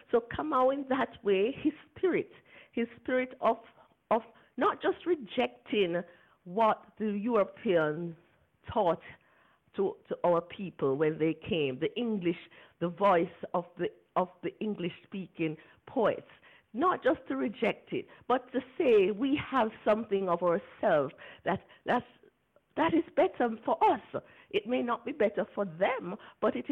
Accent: Jamaica; I'm a Jamaican

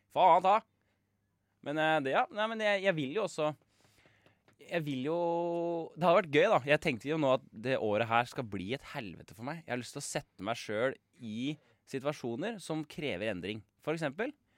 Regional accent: Kongsberg, Buskerud, Norway; now in Oslo, Norway; Vi er jo da fra Kongsberg og har flytta til Oslo

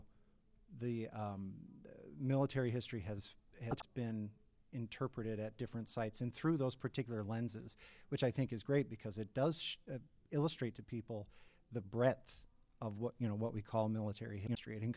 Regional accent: Illinois, United States; moved away; also born or lived in Minnesota; back in my home state of Illinois

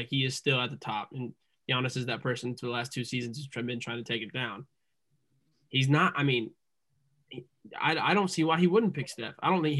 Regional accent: Indiana, United States; we're all from Indiana

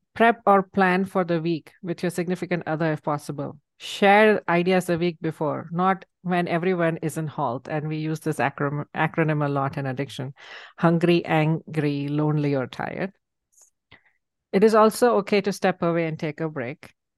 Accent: India; moved away; I grew up in India

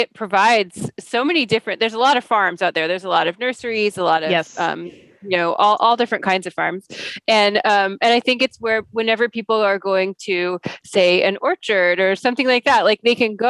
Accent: Welches, Oregon, United States; I grew up in Welch's, which is not really that close to boring

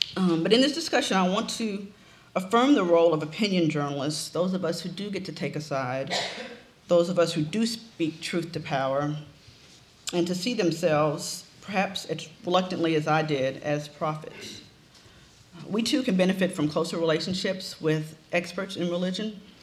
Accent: Memphis, Tennessee, United States; also born or lived in Ohio; Memphis, the city where King was killed, was, is where I grew up

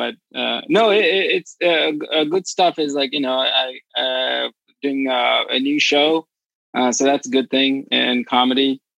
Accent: Bangladesh; now in United States; I grew up in Bangladesh, and we didn't have TV as like modern TV.

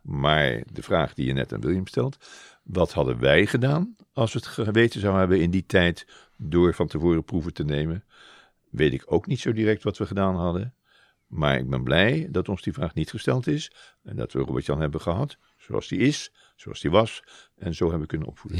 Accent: Rotterdam, South Holland, Netherlands; also born or lived in Zeeland; ik ben niet echt een Zeeuw, ik ben meer een Rotterdammer. Het was toevallig dat we even in eh, Zeeland woonden vanwege het werk van mijn vader

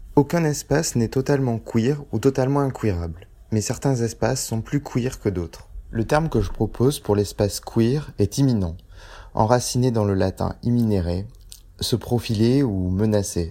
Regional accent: Beirut, Beirut Governorate, Lebanon; now in Paris, France; je suis natif de Beyrouth

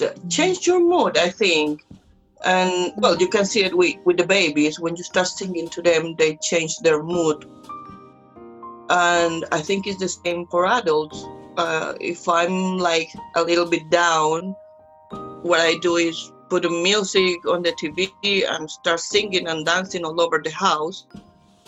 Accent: Colombia; English is a second language; moved away as an adult; now in England; I'm from Colombia, I speak Spanish

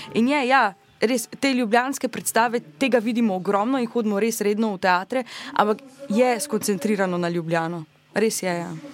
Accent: Maribor, Drava, Slovenia; jaz sem imela to srečo, da sem iz Maribora

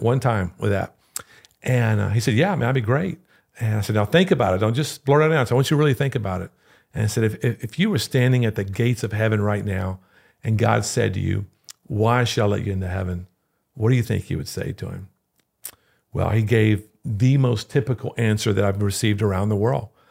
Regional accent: Louisiana, United States; moved away; I'm from Louisiana

